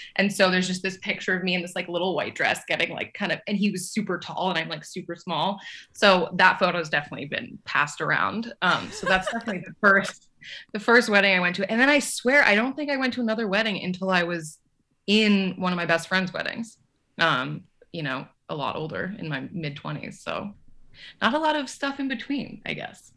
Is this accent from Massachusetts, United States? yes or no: no; Los Angeles, California, United States; moved away as an adult; also born or lived in New York / New Orleans / Colorado; I grew up